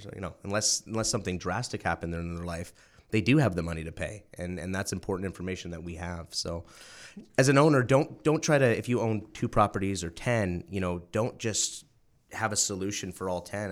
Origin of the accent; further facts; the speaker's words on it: New Brunswick, Canada; moved away as an adult; small town in New Brunswick called, uh, Ormacto